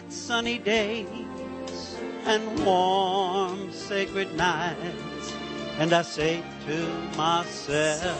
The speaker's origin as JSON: {"language": "English", "region": "New York", "country": "United States", "tie": "born or raised there", "said": "I was living in New York, born and raised in New York."}